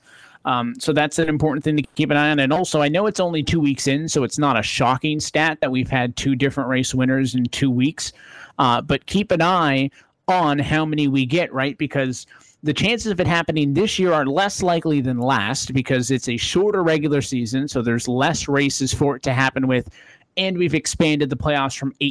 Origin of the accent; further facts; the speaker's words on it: Las Vegas, Nevada, United States; It's my hometown track